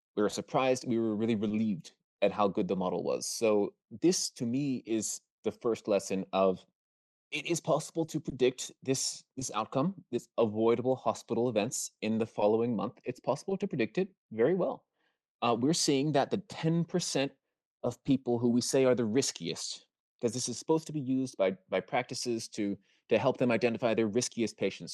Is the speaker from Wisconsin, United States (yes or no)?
no; Maryland, United States; I'm from Maryland